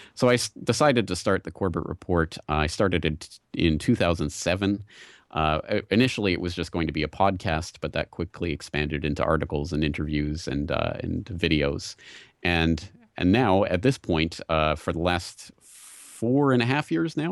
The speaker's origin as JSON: {"language": "English", "country": "Canada", "moved": "as an adult", "lives_now": "Japan", "said": "I'm Canadian originally, but, uh, I came to Japan to teach English"}